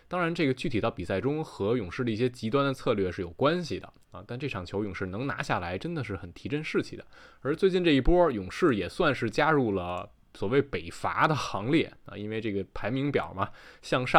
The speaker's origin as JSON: {"language": "Chinese", "region": "Taichung", "country": "Taiwan", "said": "我是台中的…，好久不见啊！"}